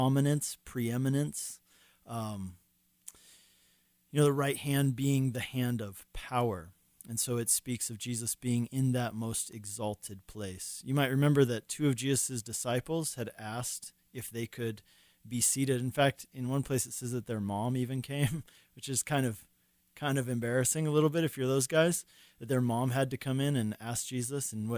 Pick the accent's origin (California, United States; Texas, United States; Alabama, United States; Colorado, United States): Colorado, United States; moved away as an adult; also born or lived in Hungary / Longmont, Colorado; I grew up here in Colorado, and then I moved away.